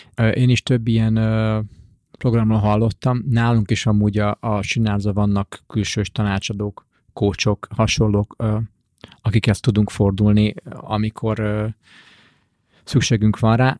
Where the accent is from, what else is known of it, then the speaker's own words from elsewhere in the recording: Hungary; mint magyar ember